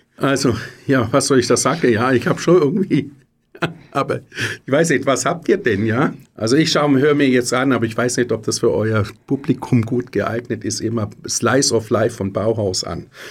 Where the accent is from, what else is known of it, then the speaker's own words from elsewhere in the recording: Lenzburg, Aargau, Switzerland; wo ich herkomme, in Lenzburg